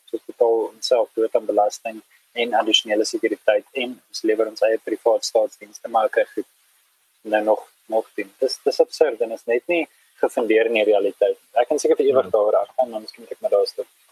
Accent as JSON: {"language": "Afrikaans", "country": "South Africa", "said": "ons as 'n Afrikaner"}